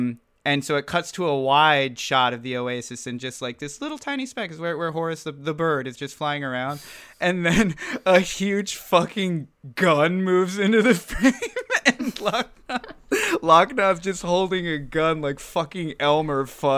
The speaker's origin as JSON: {"language": "English", "region": "England", "country": "United Kingdom", "said": "Do you remember that I'm from England?"}